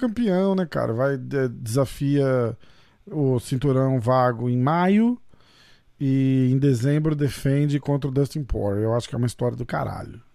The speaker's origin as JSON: {"language": "Portuguese", "country": "Brazil", "said": "eu também sou brasileiro"}